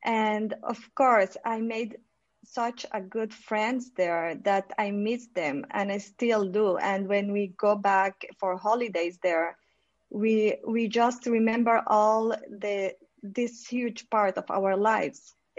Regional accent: Guatemala; also born or lived in Spain / Colombia / Switzerland; I had born in Spain, but then I moved to Colombia, and after that I grew up in Guatemala, and then moved to Spain, and then to Switzerland.

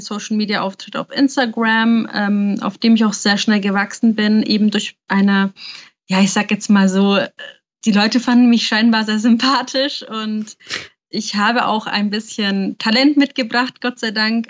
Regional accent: Nuremberg, Bavaria, Germany; ich bin 27 Jahre alt und bin eigentlich aus Nürnberg.

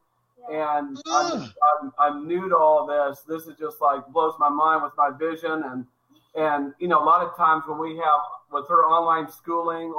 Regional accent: Kansas City, United States; moved away as an adult; now in Arizona, United States; I live in Arizona now, but I came from originally from Kansas City.

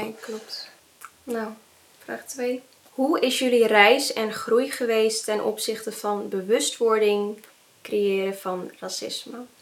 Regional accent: Netherlands; Ik ben half Indonesisch en half Nederlands, maar eh, mijn moeder is naar, naar, Nederland gekomen

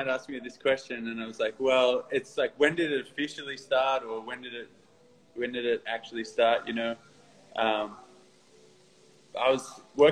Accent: Newcastle, New South Wales, Australia; moved away as an adult; now in Sydney, Australia; when I moved to Sydney around 2008, because I'm from Newcastle originally

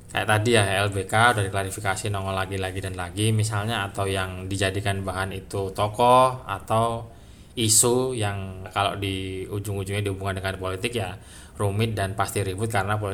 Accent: Java, Indonesia; Kalau bahasa Jawanya kata kata etak gitulah ya karena saya Jawa ya.

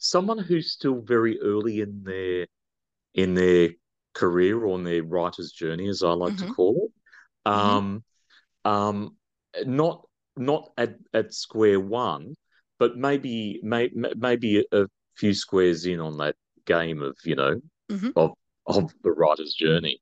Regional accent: Australia; we're Australian

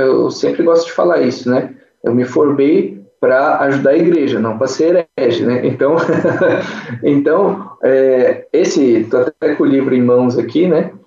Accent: Cachoeira Paulista, São Paulo, Brazil; now in Pindamonhangaba, Brazil; Eu sou natural aqui de Pindamonhangaba, hoje voltei a morar aqui nessa cidade maravilhosa. mas com três anos de idade, eu saí daqui e fui para Cachoeira Paulista

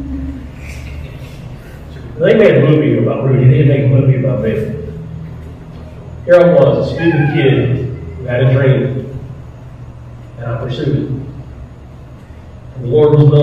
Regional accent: Winston-Salem, North Carolina, United States; moved away as an adult; also born or lived in New York City; now in Thomasville, United States; I grew up in Winston-Salem, North Carolina

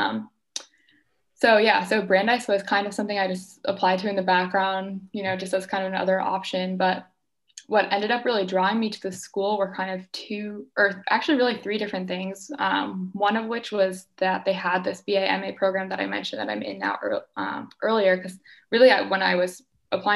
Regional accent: Boston, Massachusetts, United States; I am from the Boston area

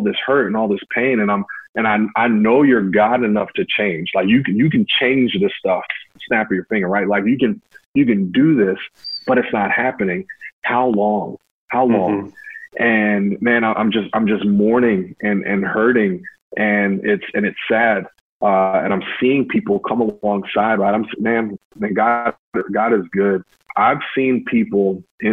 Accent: Hamlet, North Carolina, United States; moved away as an adult; also born or lived in Winston-Salem, North Carolina; I grew up in Hamlet, North Carolina

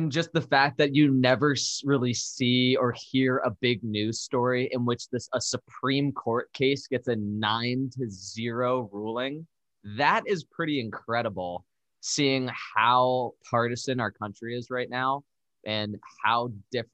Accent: Darien, Connecticut, United States; my hometown of Darien, Connecticut

